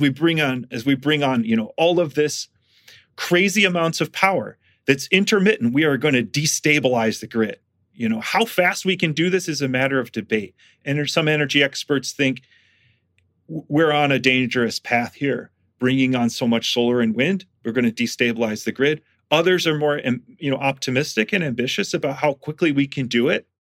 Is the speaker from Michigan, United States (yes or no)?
yes; Michigan, United States; moved away; I'm from Michigan and th, th, we had these in Michigan because there was a little natural gas boom when I was a kid in Michigan.